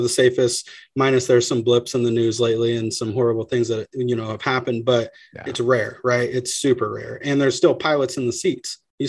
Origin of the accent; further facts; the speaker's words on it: Pacific Northwest, United States; I'm from Northwest, man.